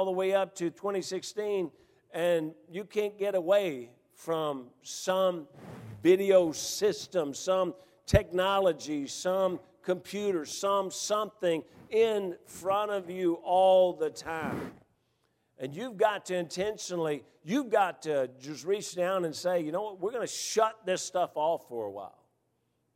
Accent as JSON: {"language": "English", "town": "Memphis", "region": "Tennessee", "country": "United States", "tie": "born or raised there", "said": "When I grew up here in Memphis, you had 3 television channels"}